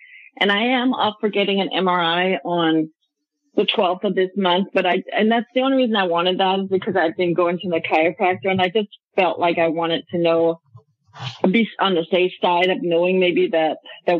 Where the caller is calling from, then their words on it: Portland, Oregon, United States; First time caller. I'm calling from Portland, Oregon.